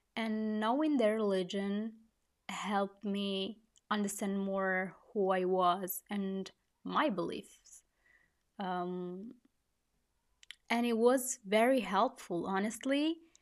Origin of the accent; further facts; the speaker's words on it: Italy; I was born and I grew up in Italy